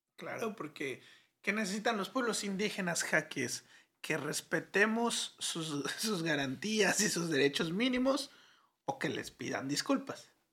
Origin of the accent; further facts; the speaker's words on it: Mexico; aquí en México